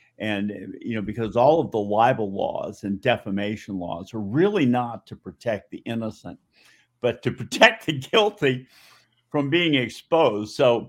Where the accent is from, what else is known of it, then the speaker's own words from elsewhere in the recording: Newton, Massachusetts, United States; I grew up in Boston in the suburb of Newton.